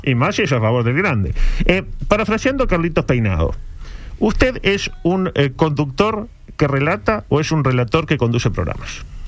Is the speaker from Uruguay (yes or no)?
yes; Uruguay; somos uruguayos